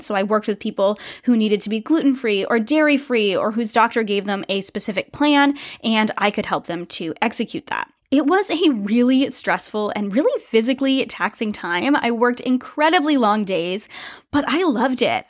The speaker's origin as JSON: {"language": "English", "country": "United States", "moved": "as an adult", "lives_now": "Canada", "said": "I am an American"}